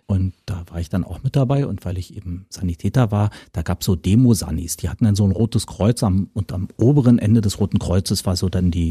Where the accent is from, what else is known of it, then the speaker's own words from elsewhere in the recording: Berlin, Germany; born there; ist so, in der Albrecht-Achilles-Straße um 1 Uhr morgens ungefähr und mir wurde berichtet, da gab es ein schlimmes Gewitter und ich kam zur Welt, so ist es.